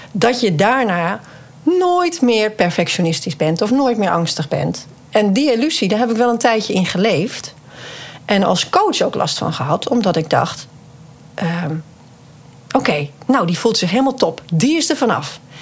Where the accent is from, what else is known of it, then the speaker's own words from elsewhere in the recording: Friesland, Netherlands; ik kom uit Friesland